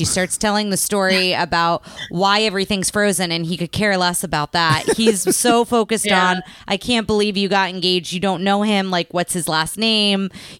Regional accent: East Coast, United States; now in Texas, United States; I grew up having winters on the East Coast and then for so long have not had them here.

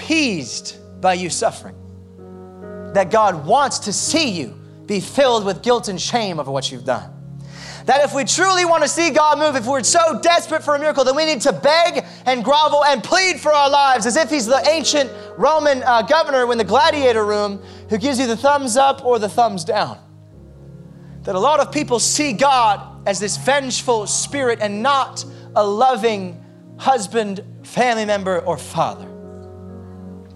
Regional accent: United States; I'm American through and through

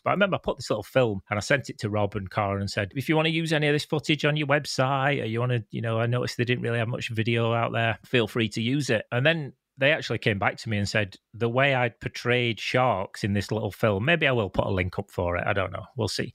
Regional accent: Canada; moved away; also born or lived in United Kingdom; I'm from the UK, but I grew up in Canada.

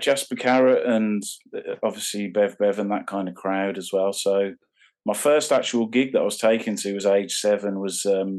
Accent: Birmingham, West Midlands, United Kingdom; I grew up in a place called Warstock, which is it's like a suburb of Birmingham.

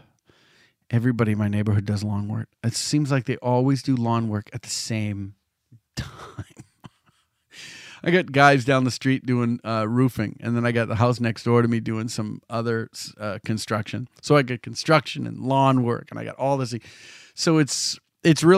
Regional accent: Salem, Massachusetts, United States; in Salem, my hometown

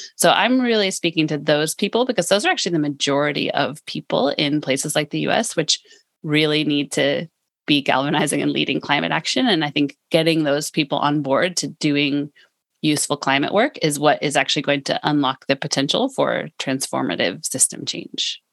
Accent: California, United States; now in Lund, Sweden; I'm from California

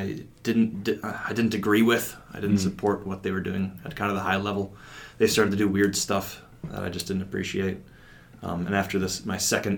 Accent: Eau Claire, Wisconsin, United States; I grew up in Eau Claire, Wisconsin

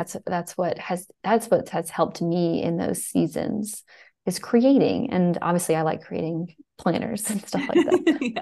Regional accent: Fairhope, Alabama, United States; also born or lived in New York; I'm from Alabama. I'm actually from Fairhope

